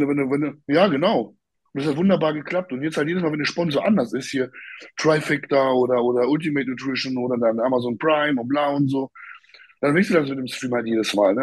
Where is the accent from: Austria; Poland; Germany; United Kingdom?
Poland; moved away; bei uns in Polen